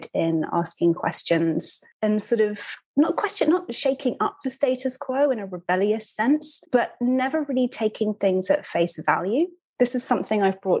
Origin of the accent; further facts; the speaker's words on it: United Kingdom; moved away as an adult; also born or lived in Brooklyn, New York; now in New York, United States; I'm a British writer and author. I'm based in Brooklyn, New York. I've been here almost 10 years.